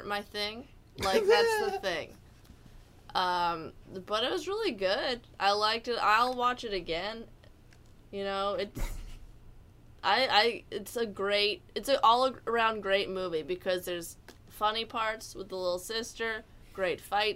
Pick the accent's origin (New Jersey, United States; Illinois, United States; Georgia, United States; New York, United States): New Jersey, United States; I'm from New Jersey